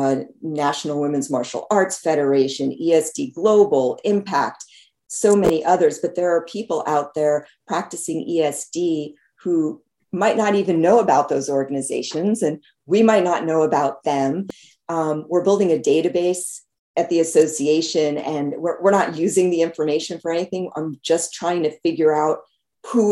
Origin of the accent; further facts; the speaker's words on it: New Jersey, United States; also born or lived in Los Angeles, California / California; now in North Carolina, United States; I was born in LA, in Los Angeles, in the United States, but I grew up in New Jersey